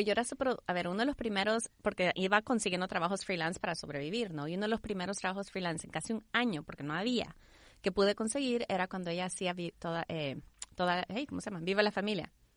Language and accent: Spanish; El Salvador; moved away; also born or lived in Houston; nací en Houston, crecí en El Salvador